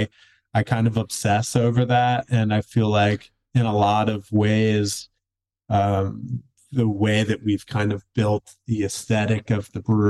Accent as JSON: {"language": "English", "town": "Philadelphia", "region": "Pennsylvania", "country": "United States", "tie": "born or raised there", "moved": "as an adult", "lives_now": "Seattle, United States", "said": "And I grew up in the Philly area. And then in 2007, I kind of decided I wanted to get out of Philly and just kind of go on an adventure. And I ended up moving to Seattle, Washington"}